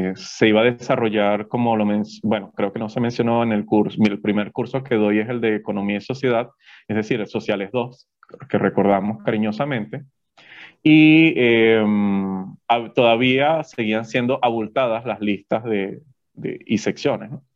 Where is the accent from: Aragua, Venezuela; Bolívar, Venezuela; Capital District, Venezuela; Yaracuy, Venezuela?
Yaracuy, Venezuela; como todo muchacho que quizás viene del interior